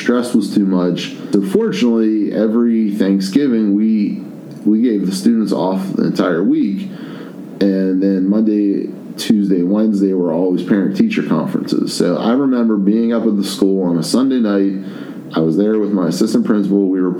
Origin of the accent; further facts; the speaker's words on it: Penn Hills, Pennsylvania, United States; also born or lived in Virginia; I'm from Penn Hills